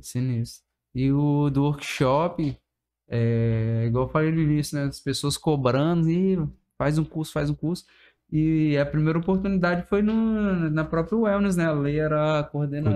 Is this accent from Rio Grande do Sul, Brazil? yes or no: no; Vila Velha, Espírito Santo, Brazil; Sou cria do Aribiri, como toda a galera fala, né? … do Aribiri